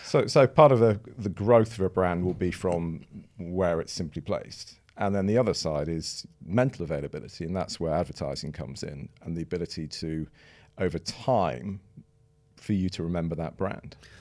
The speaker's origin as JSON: {"language": "English", "town": "Manchester", "region": "North West England", "country": "United Kingdom", "tie": "born or raised there", "also_born_or_lived": "Twickenham / Sheffield / Edinburgh", "moved": "as an adult", "lives_now": "London, United Kingdom", "said": "I was born in Twickenham, but then moved to Sheffield when I was about one, and then moved to Manchester until I was about eighteen"}